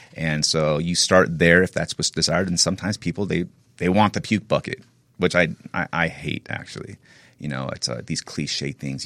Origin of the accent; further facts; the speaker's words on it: Northern California, United States; I grew up in NorCal